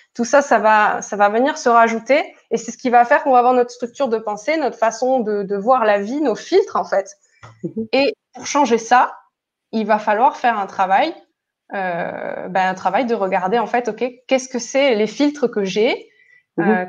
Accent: Toulouse, Occitania, France; now in Barcelona, Spain; moi je viens de Toulouse et je vis aujourd'hui à Barcelone.

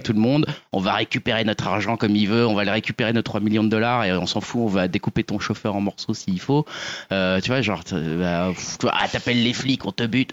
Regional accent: Lorraine, Grand Est, France; je suis lorrain d'origine

